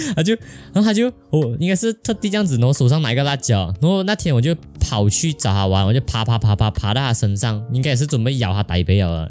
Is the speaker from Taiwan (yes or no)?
no; Malaysia; 我们是来自马来西亚两百六十八青少年当中的两个废青